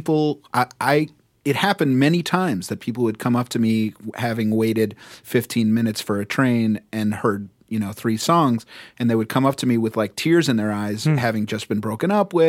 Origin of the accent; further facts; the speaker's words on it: New York City, New York, United States; as a New Yorker